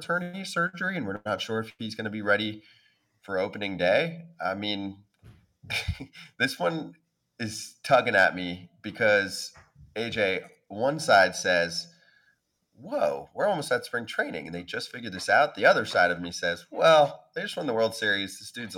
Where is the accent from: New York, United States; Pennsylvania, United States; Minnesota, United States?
New York, United States; New York area, United States; I grew up in the New York area